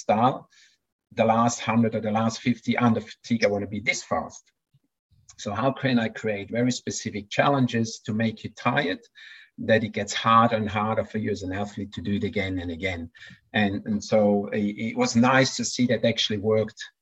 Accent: Switzerland; moved away as an adult; now in Queensland, Australia; I could have gone as a Swiss coach with my athletes

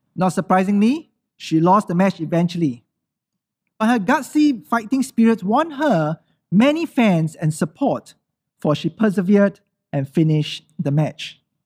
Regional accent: Singapore

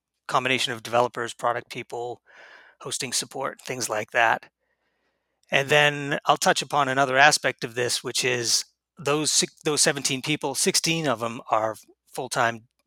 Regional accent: New Hampshire, United States; moved away; I was originally from New Hampshire

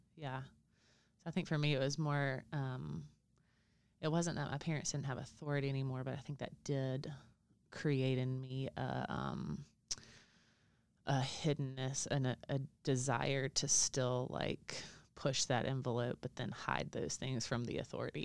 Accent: Alabama, United States; I'm from Alabama

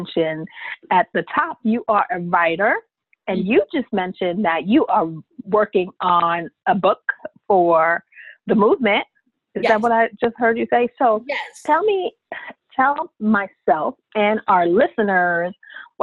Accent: New York, United States; I'm a New Yorker

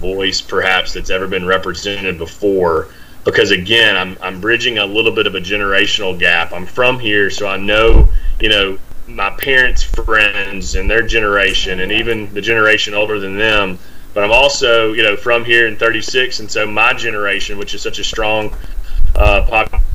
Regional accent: Columbia, United States; I'm from Columbia. I know its people. I'm friends, lifelong friends with folks here.

